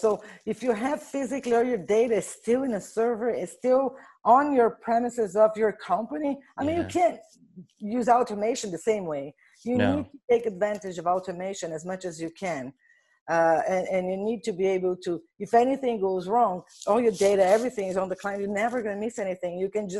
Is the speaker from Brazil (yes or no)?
yes; Brazil; Well, so I'm originally from Brazil.